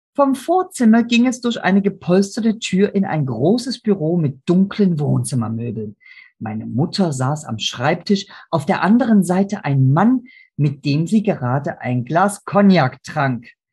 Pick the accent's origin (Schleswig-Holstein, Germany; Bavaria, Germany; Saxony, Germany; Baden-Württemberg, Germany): Saxony, Germany; Chemnitz; moved away; heute heißt die Stadt Chemnitz. Meine Heimatstadt